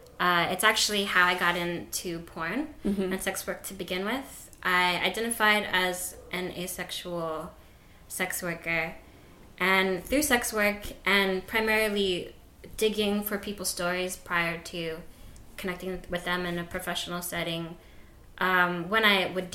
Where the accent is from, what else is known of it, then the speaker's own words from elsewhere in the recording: the Bay Area, California, United States; moved away as an adult; now in Brooklyn, United States; I just moved to Brooklyn from California, from the Bay Area. I've been there all my life